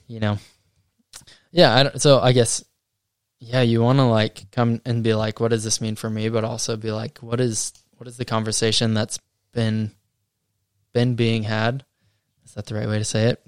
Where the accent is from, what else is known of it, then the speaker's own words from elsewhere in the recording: Colorado, United States; moved away as an adult; now in New Zealand; I am from America. Uh, yep, grew up in Colorado, and have lived out in New Zealand for the last five years.